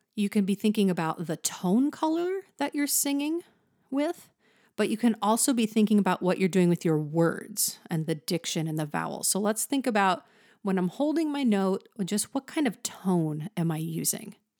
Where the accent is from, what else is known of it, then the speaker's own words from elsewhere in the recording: the Valley, California, United States; accent: Valley; I am from the valley, so you might hear that in my voice